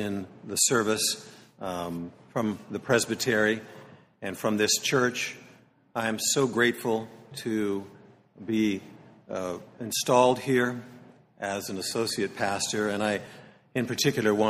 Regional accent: Concord, United States; my hometown of Concord

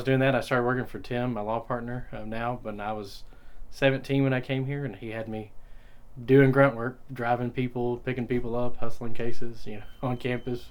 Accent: Paris, Texas, United States; now in Nacogdoches, United States; Well, I grew up in Paris, Texas.

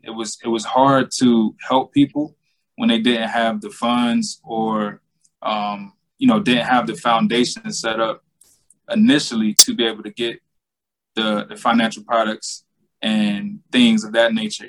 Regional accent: Georgia, United States; born or raised there

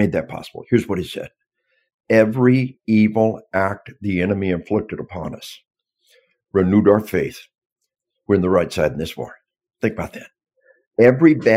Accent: Arkansas, United States; We are from Arkansas

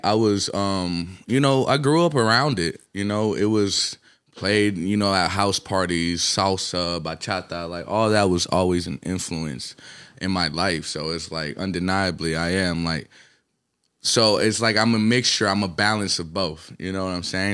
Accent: Atlanta, Georgia, United States; also born or lived in Colombia / New York; my formative, like, who I was around and what created, you know what I'm saying? It's, I'll give it to Atlanta

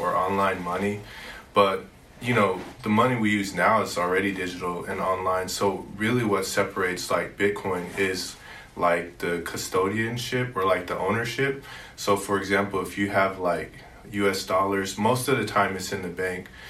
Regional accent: Lawton, Oklahoma, United States; also born or lived in Seoul, South Korea; I was born in Seoul, South Korea, and grew up in Lawton, Oklahoma

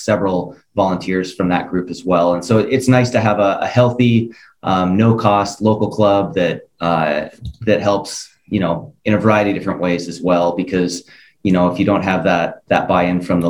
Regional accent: Billings, Montana, United States; also born or lived in Boise, Idaho; now in Helena, United States; I grew up in Billings, Montana, actually, and ran high school cross country and track down there

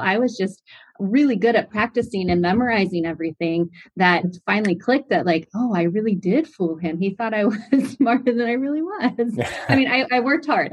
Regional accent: San Clemente, California, United States; from Southern California, a little city called San Clemente, California

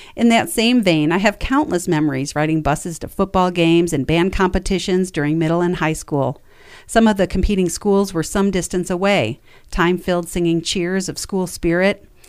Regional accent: New York, United States; Growing up in New York meant a trip to Cooperstown while in middle school

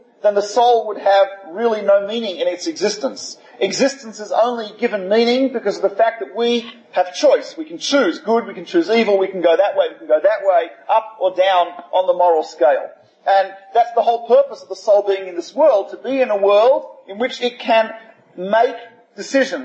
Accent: Australia; I'm from Australia, so south of the Mason-Dixon line

